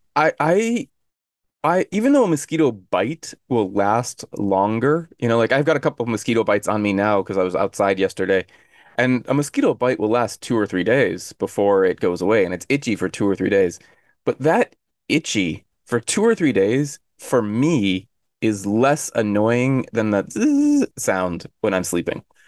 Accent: Arizona, United States; now in Korea; I'm from Arizona, and Arizona is dry

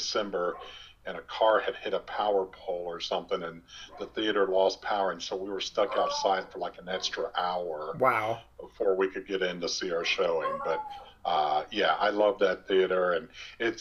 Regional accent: Omaha, Nebraska, United States; I grew up in Omaha

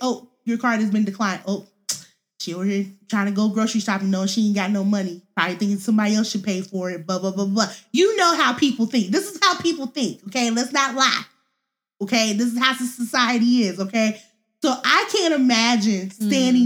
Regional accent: Missouri, United States; moved away as an adult; also born or lived in Columbia, Missouri / St. Louis, Missouri / Jefferson City, Missouri / Arizona; now in California, United States; We are actually from Missouri, born and raised. Well, at least I'm born and raised.

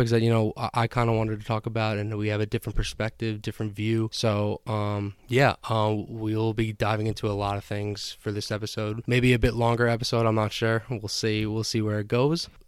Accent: Long Island, New York, United States; So for most of the listeners here, we're mostly from the Northeast, mostly Long Island, mostly New York.

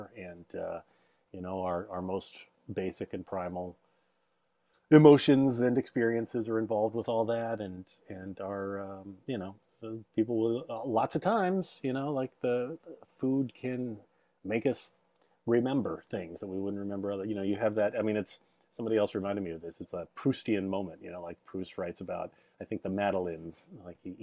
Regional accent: Dallas, Texas, United States; moved away; also born or lived in England; when I was growing up in Dallas, I do not remember there being a Korean restaurant

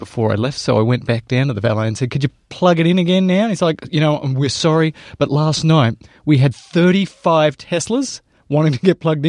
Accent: Australia; moved away; Well, I'm from Australia, Tom.

